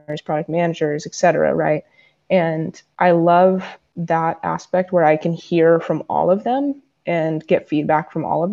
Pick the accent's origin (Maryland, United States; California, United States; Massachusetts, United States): California, United States; San Diego; I was a kid from San Diego